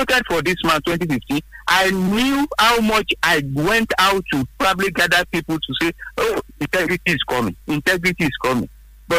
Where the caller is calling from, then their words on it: Abeokuta, Ogun State, Nigeria; This is Saudi calling from Abeokuta.